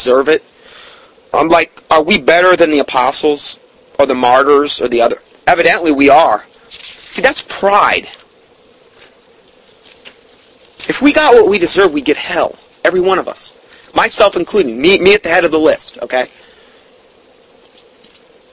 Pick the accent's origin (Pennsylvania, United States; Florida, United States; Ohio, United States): Florida, United States; Fort Myers; my hometown. And Fort Myers, Florida